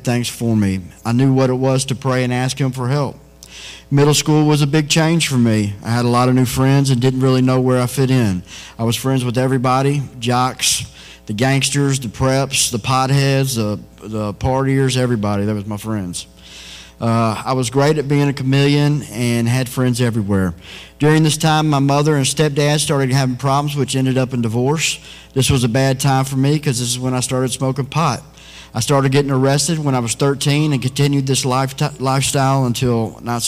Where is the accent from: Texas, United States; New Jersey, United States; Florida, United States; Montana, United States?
Texas, United States; I was raised in Texas by my mom and stepdad